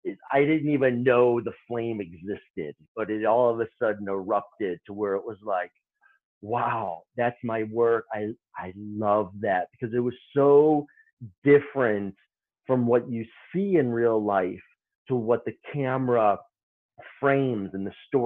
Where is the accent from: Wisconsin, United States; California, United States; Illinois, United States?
Illinois, United States; Chicago; moved away as an adult; also born or lived in New York City; I'm originally from Chicago. I'm a Midwesterner